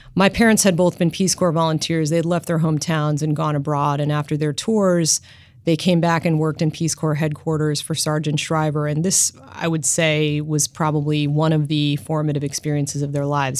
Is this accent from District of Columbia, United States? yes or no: yes; Washington, District of Columbia, United States; I grew up in Washington, D C